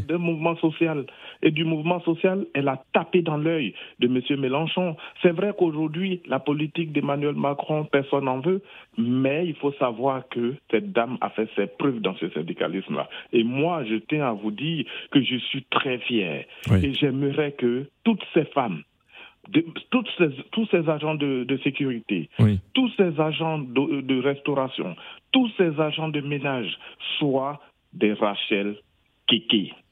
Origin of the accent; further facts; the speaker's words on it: Abidjan, Côte d’Ivoire; je suis d'Abobo